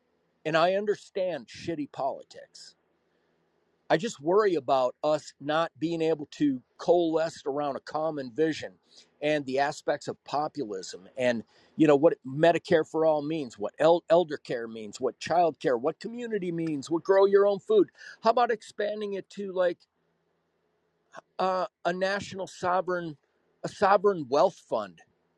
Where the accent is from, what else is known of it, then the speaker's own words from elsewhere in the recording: Wisconsin, United States; I come from Wisconsin, and the Barack Obama effect was like a nuclear detonation in Wisconsin.